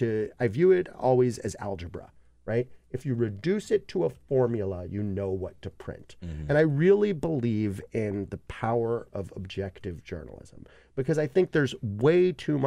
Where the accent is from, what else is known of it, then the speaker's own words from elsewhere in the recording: New York City, New York, United States; I am from Brooklyn.